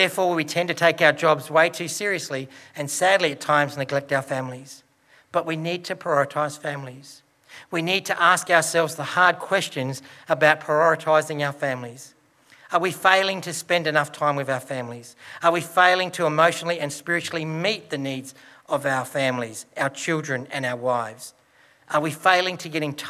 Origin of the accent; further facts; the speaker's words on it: Broken Hill, New South Wales, Australia; born or raised there